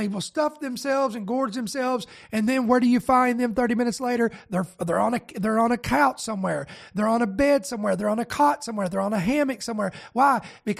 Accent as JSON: {"language": "English", "country": "United States", "said": "I am American"}